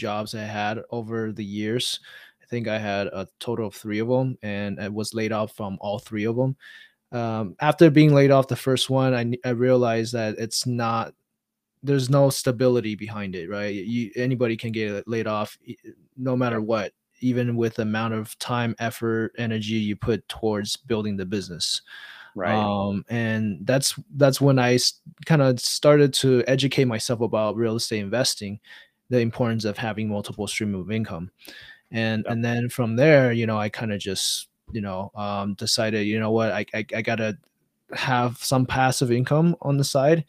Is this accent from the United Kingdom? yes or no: no; Taiwan; now in United States; I was born and raised in Taiwan